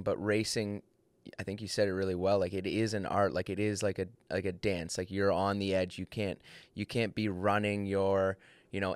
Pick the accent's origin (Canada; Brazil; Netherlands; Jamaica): Canada; being a Canadian guy